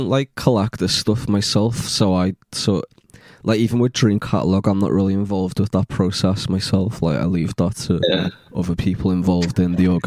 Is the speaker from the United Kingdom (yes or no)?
yes; Liverpool, North West England, United Kingdom; moved away; also born or lived in London; I grew up in Liverpool, and then, you know, I moved down to London